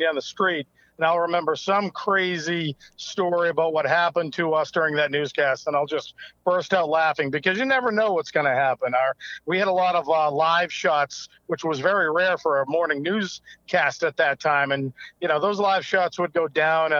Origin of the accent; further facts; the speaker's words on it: Cape Cod, Massachusetts, United States; also born or lived in Boston, Massachusetts; now in Marshfield, United States; I was born and raised on Cape Cod